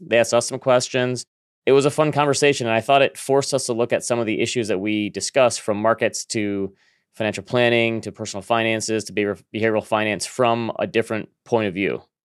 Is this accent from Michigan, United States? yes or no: yes; Michigan, United States; I'm a fellow Midwesterner here. I'm from, I'm from Michigan.